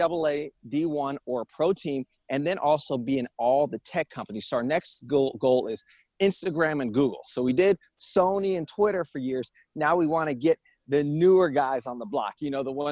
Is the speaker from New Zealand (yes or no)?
no; Rio de Janeiro, Brazil; moved away as an adult; now in Los Angeles, United States; I'm from Rio. I'm from a beach town